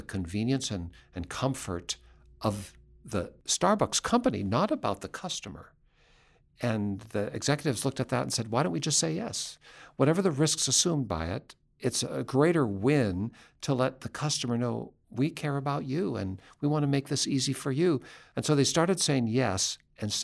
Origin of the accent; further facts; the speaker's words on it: Seattle, Washington, United States; I grew up in Seattle. That's my home place.